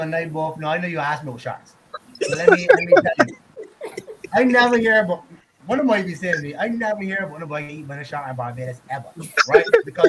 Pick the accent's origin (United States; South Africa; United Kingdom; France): South Africa; He's from India. I'm just from South Africa, but Indian descent.